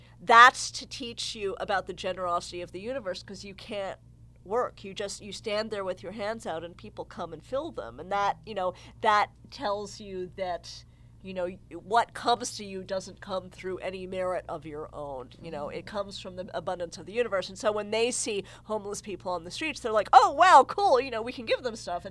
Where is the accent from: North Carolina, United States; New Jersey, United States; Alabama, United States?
New Jersey, United States; I'm a white girl from New Jersey